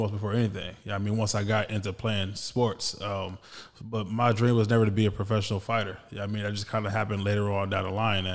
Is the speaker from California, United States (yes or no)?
yes; Los Angeles, California, United States; I'm a hometown kid. I grew up in South Central Los Angeles